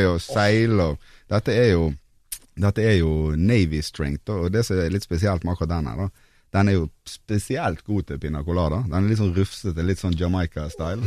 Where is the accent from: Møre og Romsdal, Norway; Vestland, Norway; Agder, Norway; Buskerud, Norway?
Vestland, Norway; Bergen; now in Oslo, Norway; jeg er jo fra Bergen, som dere, men jeg bor jo faktisk her i Oslo